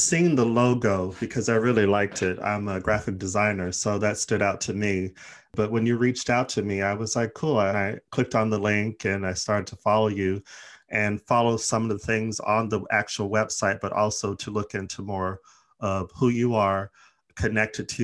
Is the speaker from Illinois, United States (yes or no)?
no; Arizona, United States; moved away; also born or lived in Los Angeles; I'm originally from Arizona, you know, lived in LA for a long time